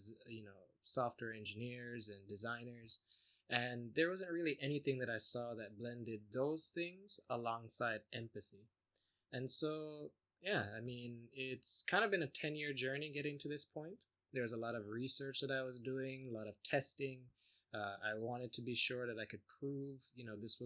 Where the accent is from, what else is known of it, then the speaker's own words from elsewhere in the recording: South Florida, United States; also born or lived in Jamaica; I left Jamaica when I was about 2. Grew up in South Florida.